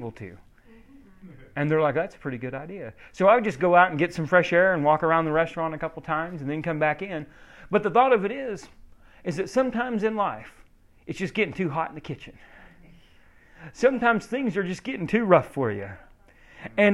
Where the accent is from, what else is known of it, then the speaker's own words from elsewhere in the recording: Oklahoma, United States; I'm from Oklahoma, we drink a lot of sweet tea